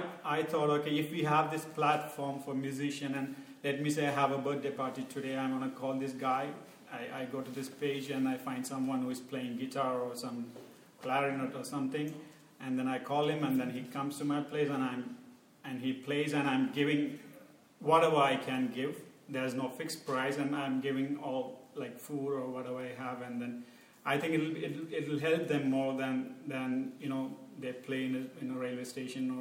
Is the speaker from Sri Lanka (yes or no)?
yes; Sri Lanka; moved away as an adult; now in Berlin, Germany; I'm from Sri Lanka, and I'm doing my master's in electrical engineering